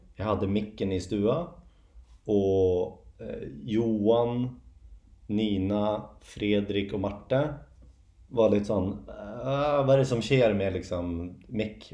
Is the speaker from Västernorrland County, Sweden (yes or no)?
no; Järna, Stockholm County, Sweden; jag är från Järna mm. utanför Stockholm